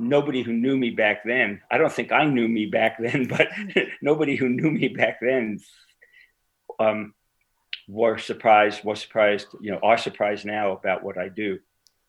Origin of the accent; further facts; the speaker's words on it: New York City, New York, United States; I was born in Brooklyn, New York